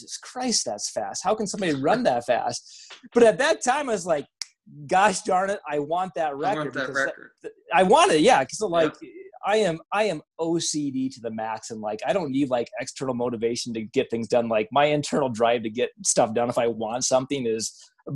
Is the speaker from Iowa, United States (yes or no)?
yes; Iowa, United States; I'm a hick from Iowa